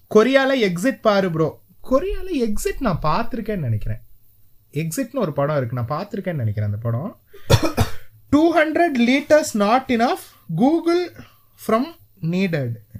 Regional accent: Sri Lanka; நாங்க ஸ்ரீலங்கன்

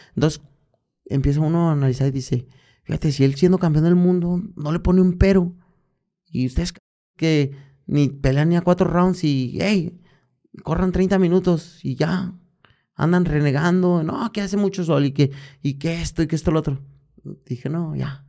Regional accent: Guadalajara, Jalisco, Mexico; aquí en, en mi tierra. Guadalajara, en mi barrio, Santa Chile

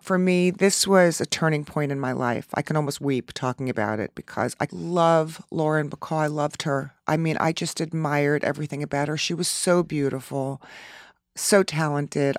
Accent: Long Island, New York, United States; I grew up out on Long Island

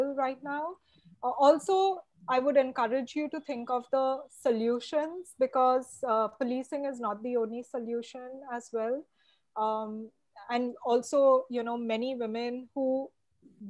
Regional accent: Goa, India; also born or lived in Bombay; now in Mumbai, India; I'm also from Goa

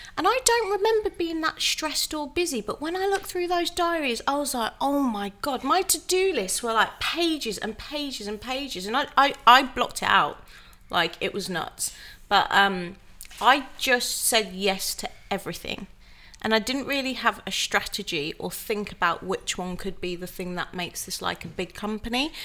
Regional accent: Wolverhampton, West Midlands, United Kingdom; moved away as an adult; also born or lived in London; I moved back to my hometown of Wolverhampton to be with my family

